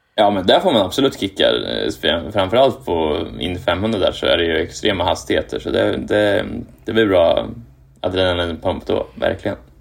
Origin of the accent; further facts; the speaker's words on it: Kumla, Örebro County, Sweden; moved away as an adult; also born or lived in Japan; now in Indianapolis, United States; jag är uppvuxen i Kumla eh, som är ju ja, en kvart från Örebro